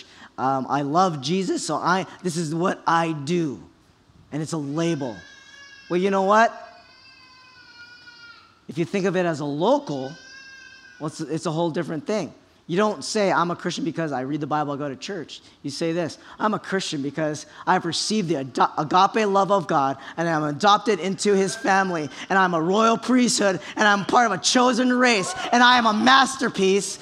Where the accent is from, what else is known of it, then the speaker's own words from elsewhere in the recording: Kaneohe, Hawaii, United States; I was born and raised in Kaneohe